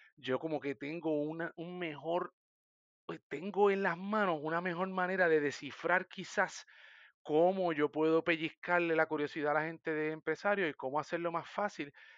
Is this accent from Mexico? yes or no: no; Sabana Grande, Puerto Rico; also born or lived in San Germán / Mayagüez; soy de San Germán, nací en San Germán, viví toda mi vida en Sabana Grande, soy sabaneño